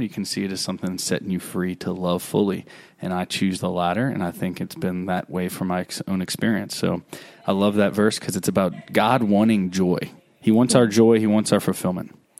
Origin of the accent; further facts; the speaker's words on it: Baton Rouge, Louisiana, United States; now in Vacherie, United States; Baton Rouge, my hometown